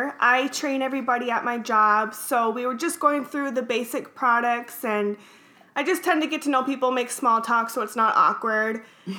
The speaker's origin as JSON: {"language": "English", "region": "Minnesota", "country": "United States", "tie": "born or raised there", "also_born_or_lived": "Bogota, Colombia"}